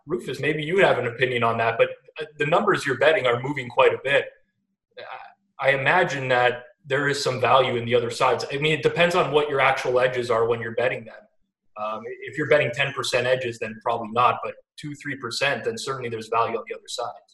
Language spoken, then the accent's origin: English; Toronto, Ontario, Canada; I grew up in Toronto, outskirts of Toronto, uh, and I've lived here my whole life